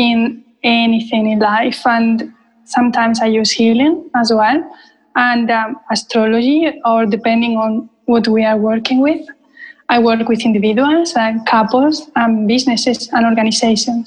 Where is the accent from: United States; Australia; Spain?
Spain; now in London, United Kingdom; I was born in Spain. I live in London.